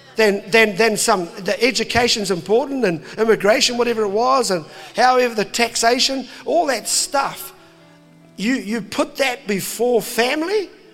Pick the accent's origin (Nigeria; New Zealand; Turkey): New Zealand; I'm a Kiwi dad.